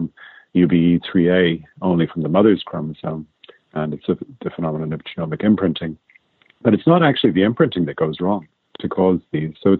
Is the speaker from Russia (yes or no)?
no; Ireland; accent: Irish; moved away as an adult; now in United States; you'd probably guess that from my accent. I'm actually Irish